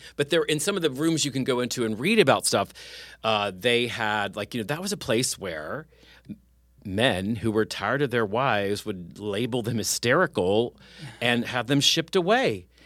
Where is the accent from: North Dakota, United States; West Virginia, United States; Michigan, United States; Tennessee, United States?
West Virginia, United States; moved away; also born or lived in Summersville, West Virginia / Morgantown, West Virginia; I'm from West Virginia